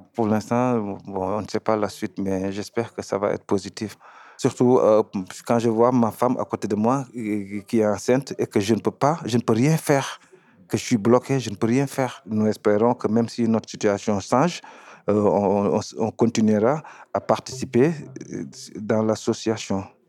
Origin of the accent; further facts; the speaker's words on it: Senegal; moved away as an adult; now in Bordeaux, France; je suis sénégalais et je suis venu en France depuis 2015